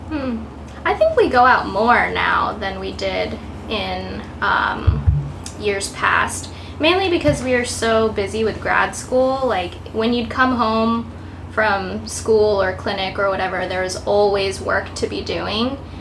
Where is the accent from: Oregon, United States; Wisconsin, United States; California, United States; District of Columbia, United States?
California, United States; Downey; moved away as an adult; now in New York City, United States; I'm from Los Angeles area, Downey specifically